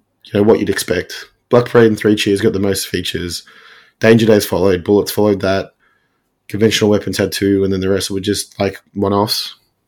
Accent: Melbourne, Victoria, Australia; it was my hometown.

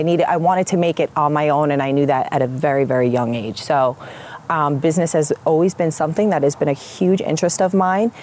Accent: Point Pleasant, New Jersey, United States; I grew up in Point Pleasant Borough

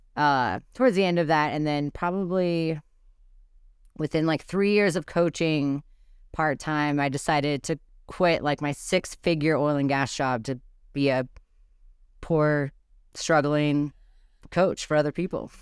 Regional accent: Brownsville, Texas, United States; now in Gunnison, United States; Brownsville, Texas. So on the border by the sea

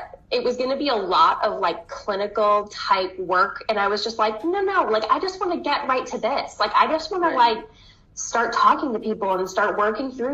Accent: Southern Maine, United States; I'm from Southern Maine, and I still live here. This is where I've grown up

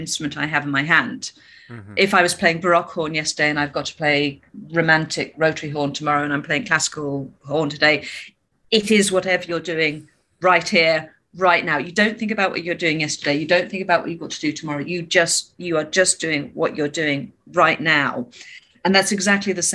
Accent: Birmingham, West Midlands, United Kingdom; moved away as an adult; also born or lived in Australia / London; I grew up in Birmingham in the UK

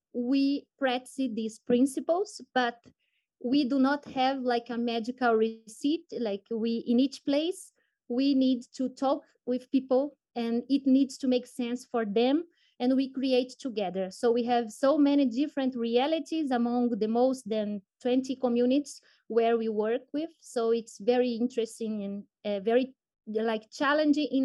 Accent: Belém, Pará, Brazil; also born or lived in Padua, Italy; I was born and raised in Belém, that is the capital of Pará State in the Brazilian Amazon region

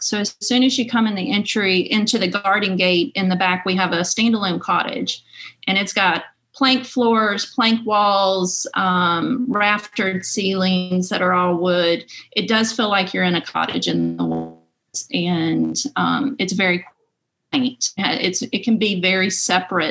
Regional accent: Rocky Mount, Virginia, United States; moved away; I was born and raised in Franklin County and in Rocky Mount

